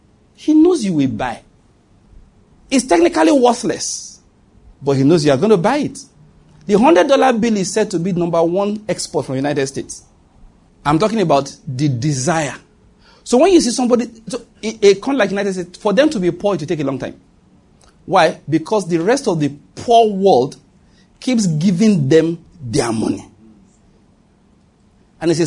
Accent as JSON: {"language": "English", "country": "Nigeria", "said": "I'm a Nigerian man"}